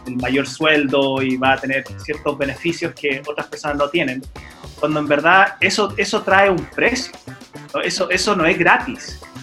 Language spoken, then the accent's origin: Spanish; United States; moved away; como me crié en los Estados Unidos también yo ahí jugué básquet.